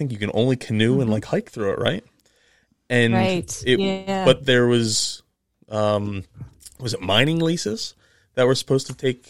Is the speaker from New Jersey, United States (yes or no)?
yes; New Jersey, United States; I'm from New Jersey.